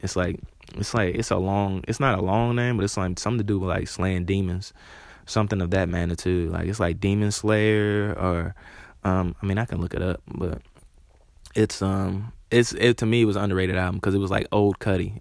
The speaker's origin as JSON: {"language": "English", "town": "Charlotte", "region": "North Carolina", "country": "United States", "tie": "born or raised there", "said": "I'm from Charlotte"}